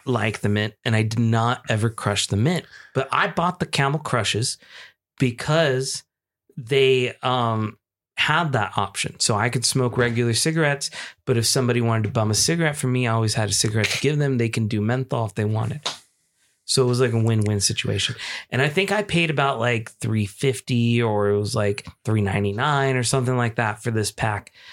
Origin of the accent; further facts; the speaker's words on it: Chino Hills, California, United States; also born or lived in San Francisco, California; my hometown, Chino Hills, California